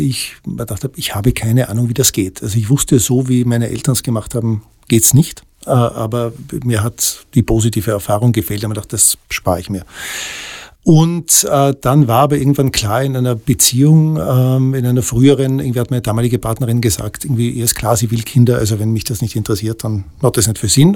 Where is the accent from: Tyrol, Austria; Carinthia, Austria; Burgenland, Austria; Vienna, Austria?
Tyrol, Austria; ich bin in Tirol aufgewachsen, in äh, 70er, Anfang der 80er Jahre